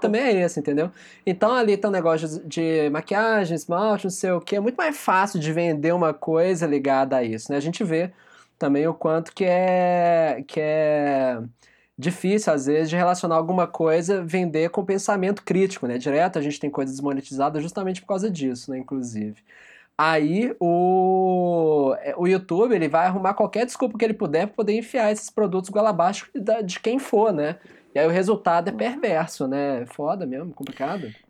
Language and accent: Portuguese; Brazil; nós, enquanto brasileiros